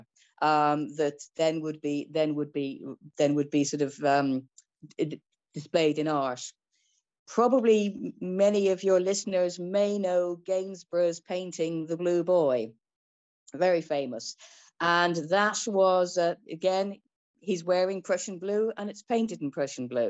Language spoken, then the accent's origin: English; Ireland; I'm Irish